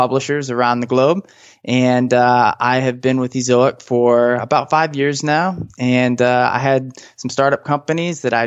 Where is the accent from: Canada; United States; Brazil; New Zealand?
United States; St. Louis, Missouri; now in Southern California, United States; I grew up in the Midwest, so lots of snow there